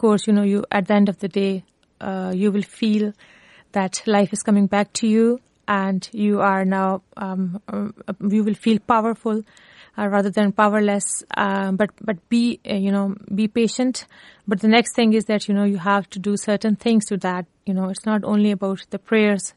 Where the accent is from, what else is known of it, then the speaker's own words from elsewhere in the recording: Lahore, Punjab, Pakistan; moved away as an adult; now in Cork, Ireland; originally I'm from Pakistan um, and one of the urban city of Pakistan that is Lahore, Punjab.